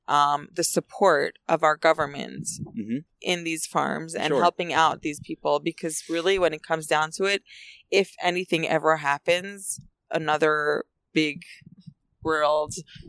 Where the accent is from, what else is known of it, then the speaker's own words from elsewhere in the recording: Efrat, West Bank, Israel; I love Efrat. I've loved growing up in Efrat. I loved living in Efrat.